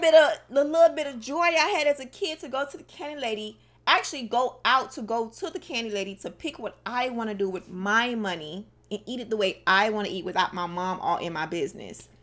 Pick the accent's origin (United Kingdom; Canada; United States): United States; Miami, Florida; I'm from Dade County